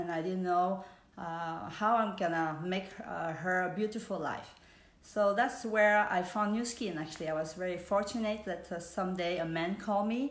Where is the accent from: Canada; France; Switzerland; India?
Switzerland; English is a second language; moved away as an adult; also born or lived in Vietnam / New York / Spain / Hong Kong; I was born in Vietnam. I grew up in Switzerland with my family and sister and brother